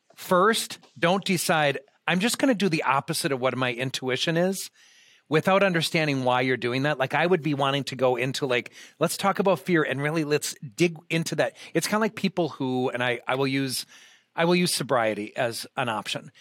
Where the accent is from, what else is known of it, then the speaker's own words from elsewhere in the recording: Austin, Minnesota, United States; moved away; I'm originally from the Austin area.